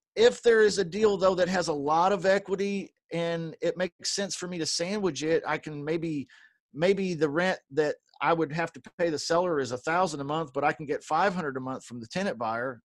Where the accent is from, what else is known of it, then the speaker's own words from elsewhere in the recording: Kentucky, United States; I was born in Kentucky